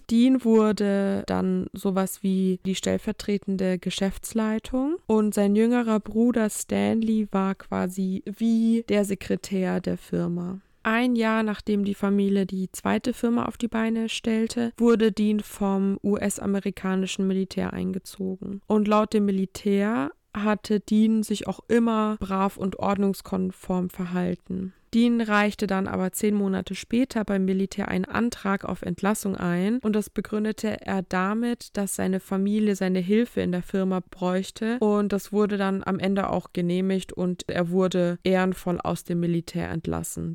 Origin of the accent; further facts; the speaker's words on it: Germany; bei uns in Deutschland